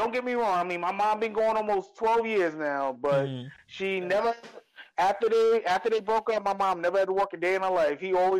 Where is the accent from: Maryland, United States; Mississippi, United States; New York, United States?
New York, United States; New York City; also born or lived in Bronx; I grew up in Harlem in the late 80s.